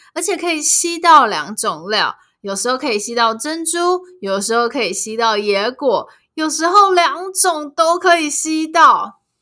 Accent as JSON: {"language": "Chinese", "country": "Taiwan", "said": "身为一个台湾人"}